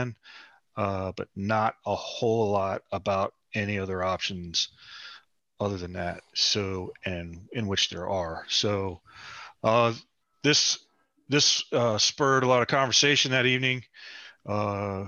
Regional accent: West Virginia, United States; we're both from West Virginia.

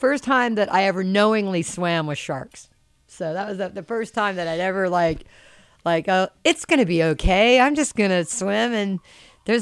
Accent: Charleston, South Carolina, United States; moved away; I grew up middle class on an island called James Island

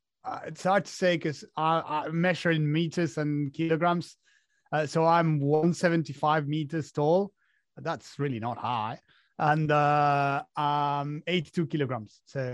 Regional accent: Argentina; born there; As you said, I was born in Argentina.

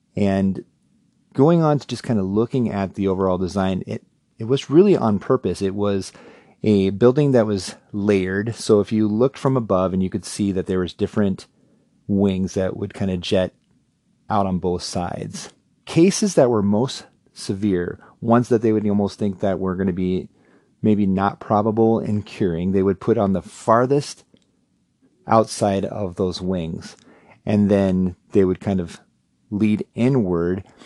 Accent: Cherokee, Iowa, United States; growing up in Cherokee, Iowa

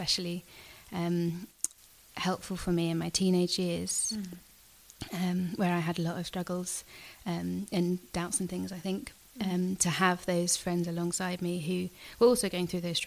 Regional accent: near Portsmouth, South East England, United Kingdom; I went to the local Church of England church in the village that I grew up in near Portsmouth

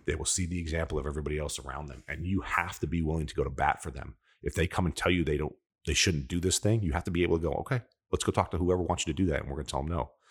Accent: New York, United States; I'm an Italian from New York

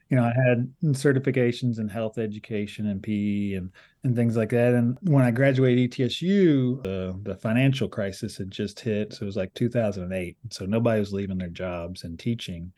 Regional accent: Appalachia, United States; a lot of us identify as Appalachian

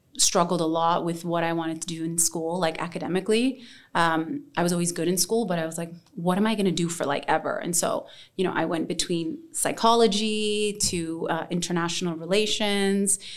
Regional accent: Toronto, Ontario, Canada; moved away as an adult; now in Dubai, United Arab Emirates; I am ethnically Yemeni and Somali. I was raised in Toronto, Ontario, and I moved to Dubai 6 years ago

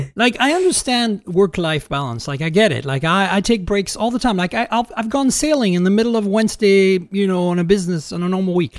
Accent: Canada; moved away; I'm Canadian

